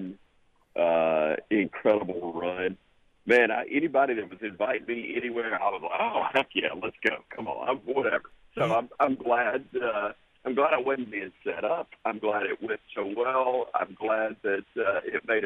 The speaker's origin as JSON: {"language": "English", "region": "Alabama", "country": "United States", "said": "I'm from Alabama"}